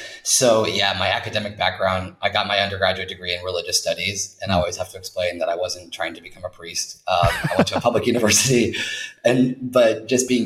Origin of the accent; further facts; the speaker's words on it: United States; moved away as an adult; also born or lived in New York / Los Angeles / Egypt / London; now in Bilbao, Spain; an American person living here